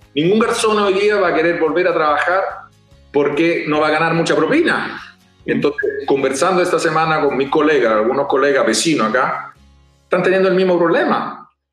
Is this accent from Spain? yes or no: no; Rome, Lazio, Italy; moved away; Nosotros somos de Roma